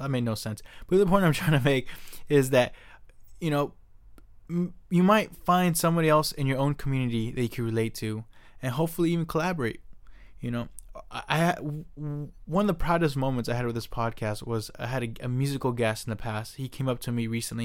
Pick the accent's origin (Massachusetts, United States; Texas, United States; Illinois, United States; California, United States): California, United States; Silicon Valley; I was born here in Silicon Valley